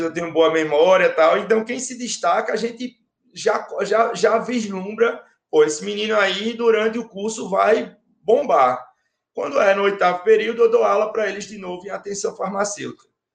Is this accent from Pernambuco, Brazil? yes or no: yes; Recife, Pernambuco, Brazil; eu sou pernambucano, do Recife